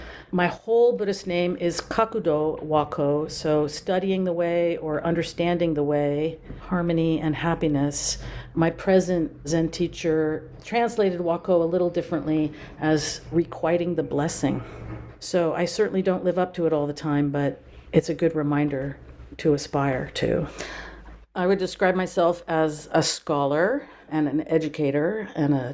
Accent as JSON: {"language": "English", "area": "Napa Valley", "region": "California", "country": "United States", "tie": "born or raised there", "also_born_or_lived": "Durham, North Carolina / Baltimore, Maryland", "moved": "as an adult", "said": "I grew up in the Napa Valley, which is where I am now"}